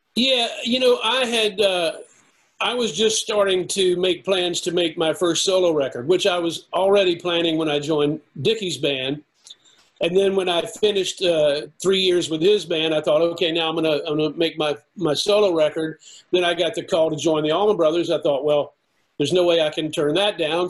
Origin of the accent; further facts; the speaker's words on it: the South, United States; I'm from the South.